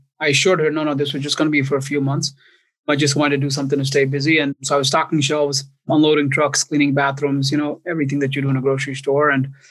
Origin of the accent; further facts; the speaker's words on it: White Plains, New York, United States; also born or lived in India; I grew up in New York. I grew up in White Plains, New York